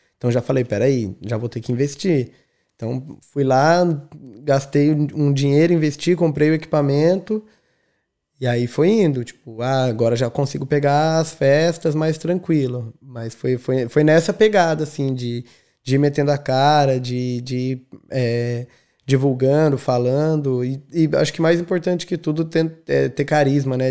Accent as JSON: {"language": "Portuguese", "town": "São José dos Campos", "region": "São Paulo", "country": "Brazil", "moved": "as an adult", "lives_now": "Dublin, Ireland", "said": "sou de São José dos Campos, interior do estado de São Paulo. Estou é, em Dublin desde janeiro de 2016"}